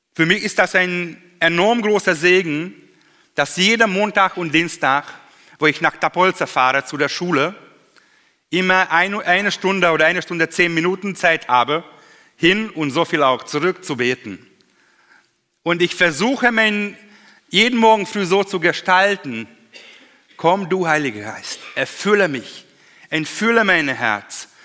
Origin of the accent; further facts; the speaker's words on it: Hungary; German is a second language; im Kommunismus damals noch bei uns in Ungarn